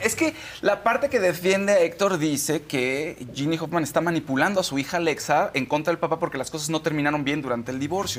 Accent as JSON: {"language": "Spanish", "country": "Mexico", "said": "somos mexicanos"}